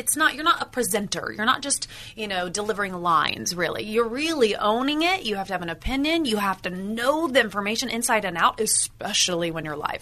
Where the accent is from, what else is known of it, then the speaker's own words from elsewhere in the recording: Indiana, United States; moved away as an adult; also born or lived in San Francisco; now in Los Angeles, United States; I was from Indiana, born and raised in the Midwest, farm girl.